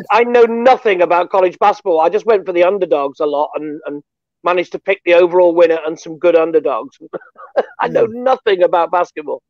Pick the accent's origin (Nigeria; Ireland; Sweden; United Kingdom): United Kingdom; we're British